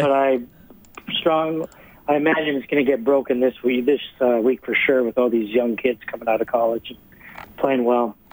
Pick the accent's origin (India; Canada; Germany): Canada; Sherwood Park, Alberta; moved away as an adult; also born or lived in Moose Jaw, Saskatchewan; now in Florida, United States; I was born in Moose Jaw and uh, moved here. Family moved here when I was about 10 years old, so I grew up at Sher Park